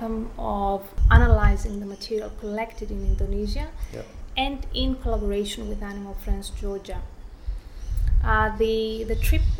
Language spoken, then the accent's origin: English; Thessaloniki, Central Macedonia, Greece; moved away as an adult; also born or lived in London / Barcelona; now in Australia; I was born and raised in Thessaloniki, Greece